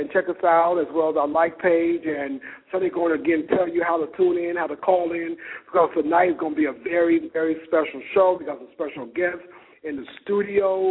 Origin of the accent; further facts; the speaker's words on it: Chicago, Illinois, United States; my hometown, Chicago